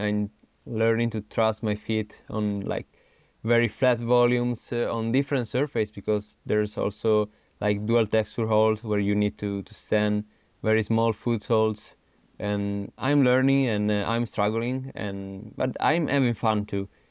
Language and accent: English; Turin, Piedmont, Italy; English is a second language; moved away as an adult; also born or lived in Innsbruck, Austria; now in Arco, Italy; I'm originally from Turin, Torino, which is in the northwest of Italy